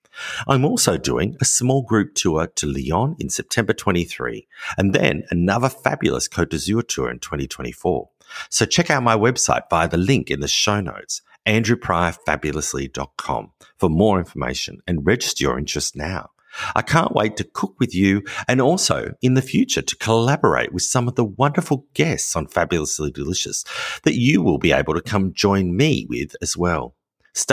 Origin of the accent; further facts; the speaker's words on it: Australia; now in France; as an Australian, it's often a difficult thing because we have warmer weather.